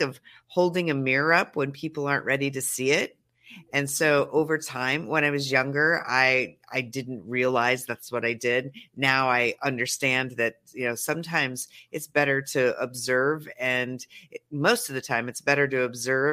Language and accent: English; Montana, United States; now in Los Angeles, United States; I am a Montana country girl through and through